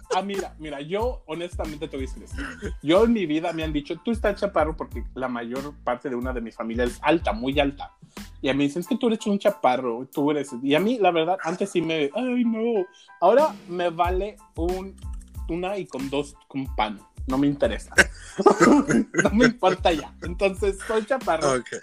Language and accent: Spanish; Huejuquilla el Alto, Jalisco, Mexico; yo soy originario de Jalisco. Yo soy de un pueblo que se llama Huejuquilla, el Alto Jalisco